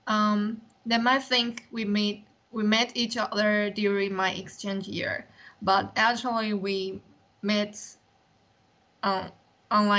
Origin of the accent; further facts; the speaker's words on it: Taiwan; English is a second language; I'm the one from Taiwan